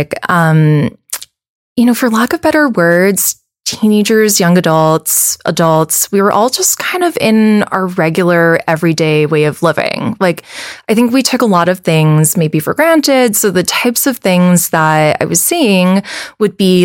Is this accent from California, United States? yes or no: no; Wahiawa, Hawaii, United States; moved away as an adult; also born or lived in New York; I was born and raised on the North Shore in Wahiwa